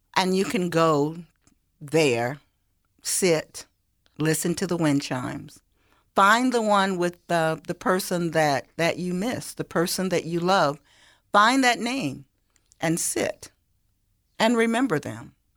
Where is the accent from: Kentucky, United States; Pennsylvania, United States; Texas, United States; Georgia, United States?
Georgia, United States; Sparta; I'm from Hancock County